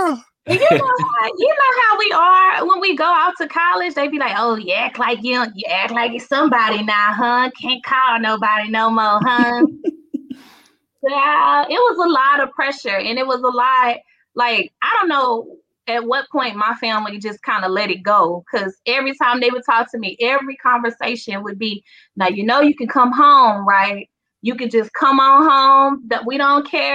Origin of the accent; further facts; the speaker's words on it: Missouri City, Texas, United States; moved away; I'm from Missouri City. My family's like from Third Ward and Sunnyside